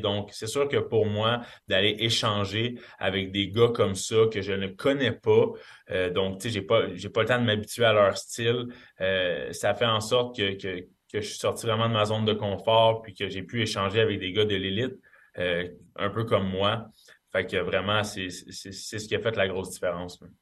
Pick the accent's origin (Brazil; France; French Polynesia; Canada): Canada; en tant que Canadien